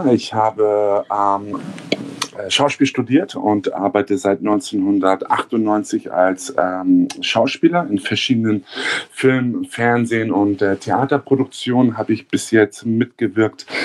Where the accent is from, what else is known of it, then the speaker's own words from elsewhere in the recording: Hamburg, Germany; also born or lived in southern Germany; Ich bin original Hamburger. Ich bin in Hamburg aufgewachsen, ähm, geboren im Süden von Deutschland und ähm, bin aber eigentlich seitdem ich ein Jahr alt bin in Hamburg.